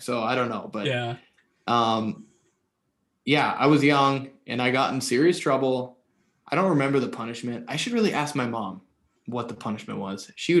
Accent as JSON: {"language": "English", "region": "Alaska", "country": "United States", "tie": "born or raised there", "said": "I was born in Alaska. So I lived in Alaska and from a young age."}